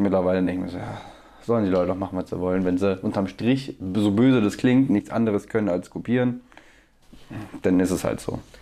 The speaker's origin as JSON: {"language": "German", "town": "Bremerhaven", "region": "Bremen", "country": "Germany", "also_born_or_lived": "Wangen", "moved": "yes", "said": "wir haben Bremerhaven, wo ich herkomme"}